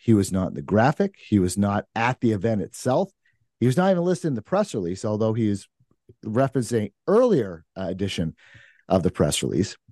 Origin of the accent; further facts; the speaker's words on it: Maine, United States; now in New Hampshire, United States; I'm originally from Maine